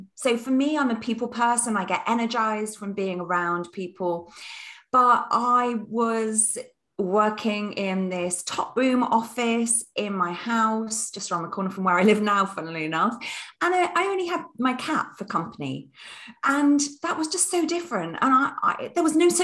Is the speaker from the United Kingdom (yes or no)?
yes; United Kingdom; I'm British through and through.